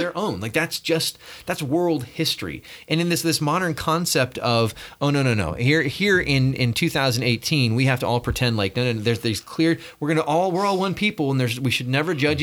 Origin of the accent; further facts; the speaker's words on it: California, United States; I grew up in California.